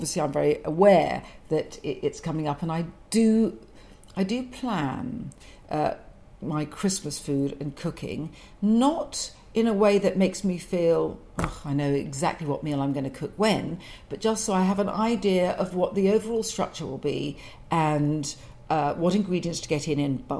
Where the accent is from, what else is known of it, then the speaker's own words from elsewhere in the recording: London, United Kingdom; I'm a Londoner